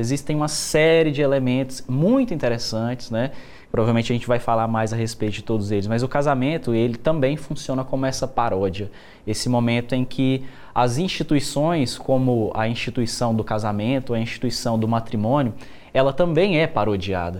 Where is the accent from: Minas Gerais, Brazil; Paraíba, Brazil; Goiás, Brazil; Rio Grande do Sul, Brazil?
Goiás, Brazil; nós, enquanto goianos